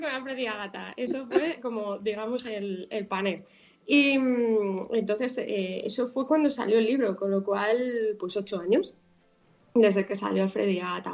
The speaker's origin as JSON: {"language": "Spanish", "town": "Madrid", "region": "Community of Madrid", "country": "Spain", "tie": "born or raised there", "also_born_or_lived": "Coslada / San Fernando de Henares", "said": "yo ya nací en Madrid, entonces pues con unos abuelos, los cuatro abuelos viviendo en Vallecas, pues ahí, digamos que me crié"}